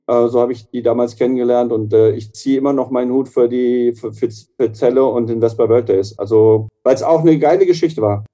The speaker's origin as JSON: {"language": "German", "area": "near Herborn", "region": "Hesse", "country": "Germany", "tie": "born or raised there", "moved": "yes", "said": "Richtung meiner alten Heimat gefahren, Richtung äh, Siegen"}